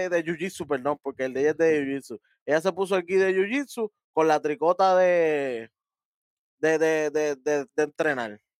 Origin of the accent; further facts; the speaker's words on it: Brooklyn, New York, United States; Yo {S0} soy de Brooklyn completo, de desde arriba